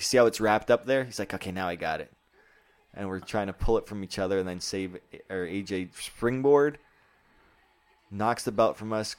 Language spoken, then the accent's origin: English; Canada; I'm the Canadian that they hate.